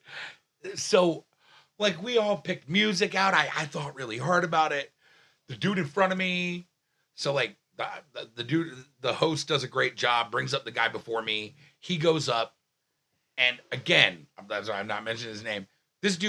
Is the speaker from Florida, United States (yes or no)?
no; New York City, New York, United States; I'm from Staten Island